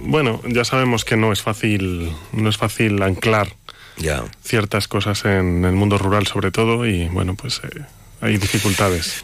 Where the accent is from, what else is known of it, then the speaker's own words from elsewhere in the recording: Monzón de Campos, Castile and León, Spain; moved away; yo soy de Monzón